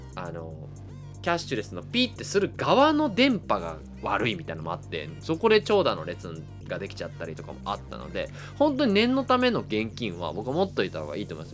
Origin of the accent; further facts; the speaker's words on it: Kansai, Japan; accent: Kansai dialect; 僕レイラさんの前ではあんまり関西弁喋らんようにしてる